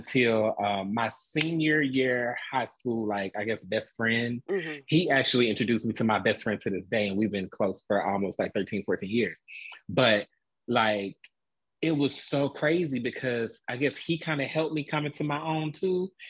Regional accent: Atlanta, Georgia, United States; moved away as an adult; now in Dallas, United States; I am a Atlanta native, born and raised in Atlanta, Georgia

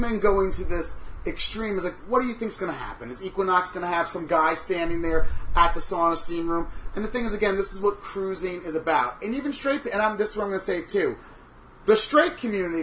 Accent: Long Island, New York, United States; now in New York City, United States; I'm from Long Island originally

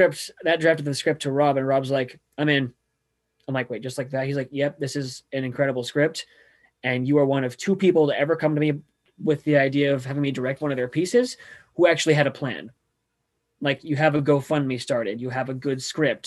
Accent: California, United States; moved away; I'm from California

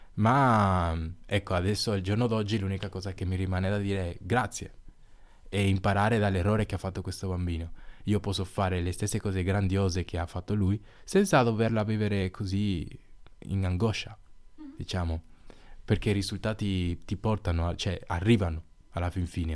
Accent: San Pedro de Macorís, Dominican Republic; now in Silandro, Italy; sono cresciuto nella Repubblica Dominicana

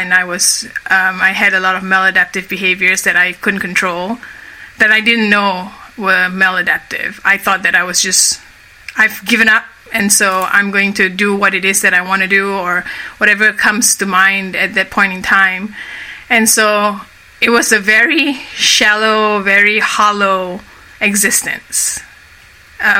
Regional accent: Kuala Lumpur, Malaysia; moved away as an adult; So I grew up initially in Kuala Lumpur, which is the capital of Malaysia. That's where I'm from. I was born and raised in Malaysia.

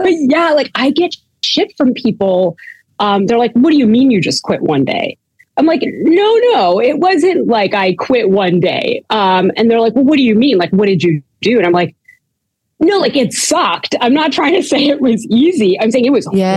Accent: Canada; now in United States; I'm Canadian, and um, I was born in Canada

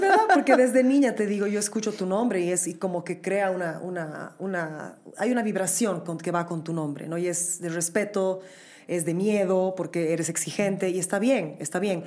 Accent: Bolivia; moved away as an adult; also born or lived in New York, United States; nosotros como bolivianos

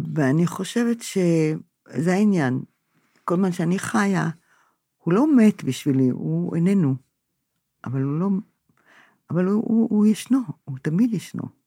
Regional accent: Israel; אני נולדתי פה, הוריי נולדו פה

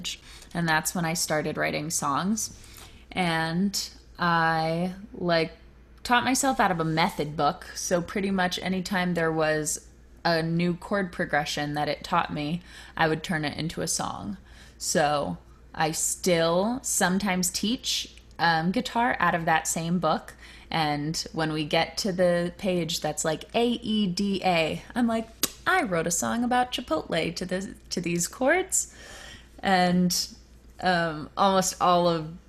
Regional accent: Virginia, United States; that's where I grew up in Virginia.

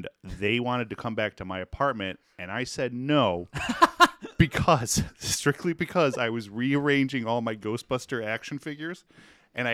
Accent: Detroit, Michigan, United States; I'm from Detroit

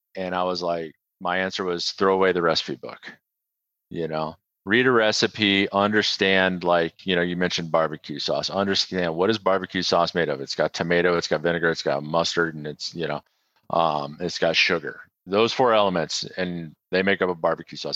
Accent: Midwest, United States; I grew up in the Midwest, um, but my mom was from Knoxville, Tennessee

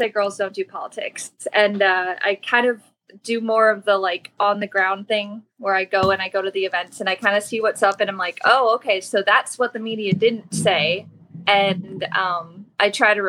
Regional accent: Ohio, United States; I happen to be from like a really politically famous town in Ohio.

